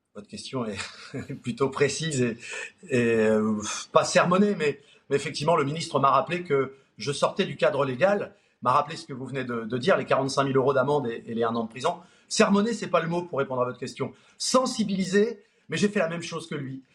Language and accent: French; Nord, Hauts-de-France, France; On est du Nord tous les trois